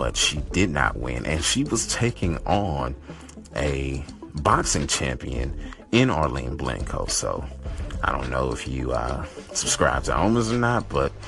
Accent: Nigeria; I am Nigerian

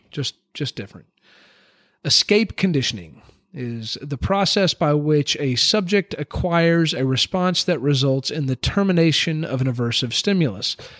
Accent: United States; as an American

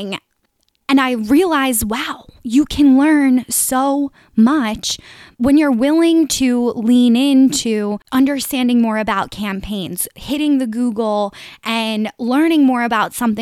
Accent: Delaware County, greater Philadelphia area, Pennsylvania, United States; accent: Delco; I'm from the greater Philly area, if you guys couldn't tell from my Delco accent

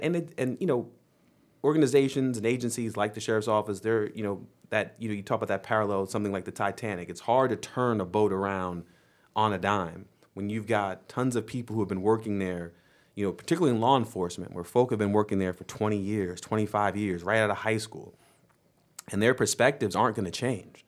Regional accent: New York, United States; moved away; my home state

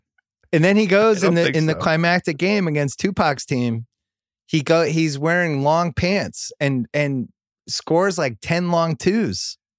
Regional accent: Florida, United States; I live in Florida. I grew up in Florida.

